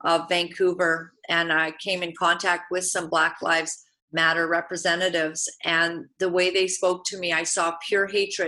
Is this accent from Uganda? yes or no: yes; Uganda; moved away; I was born in Uganda, East Africa.